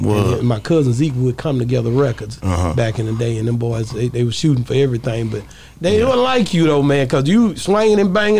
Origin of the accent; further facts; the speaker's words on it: Texas, United States; I was like, yeah, nigga, I'm from Texas.